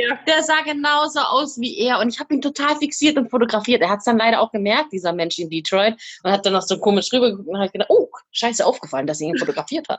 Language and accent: German; Germany; wo ich herkomme und dann äh, Deutschland gesagt